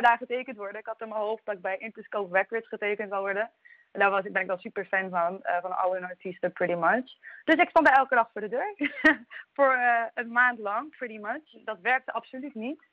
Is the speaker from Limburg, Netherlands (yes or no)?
yes; Maastricht, Limburg, Netherlands; ik kom uit Maastricht, geboren en getogen uit Maastricht